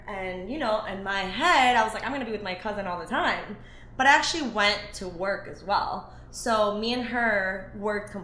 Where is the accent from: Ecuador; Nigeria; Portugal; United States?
Ecuador; moved away; I'm actually from Ecuador